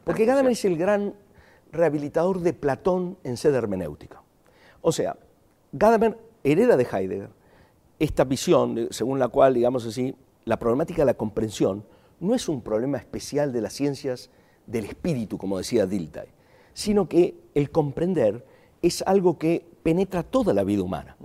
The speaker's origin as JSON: {"language": "Spanish", "country": "Argentina", "tie": "born or raised there", "also_born_or_lived": "Chile / Germany / Spain / Buenos Aires", "accent": "Argentine", "moved": "as an adult", "said": "hace 35 años que no ejerzo de argentino ¿eh? en mi ciudad natal y ejerzo argentino en otros lugares donde todo el mundo dice que me queda el tono"}